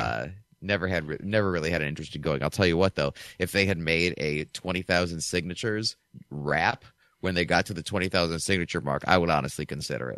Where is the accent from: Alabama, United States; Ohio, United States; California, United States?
Ohio, United States; Chardon; moved away as an adult; also born or lived in Michigan; now in Philadelphia, United States; my hometown of Chardon, Ohio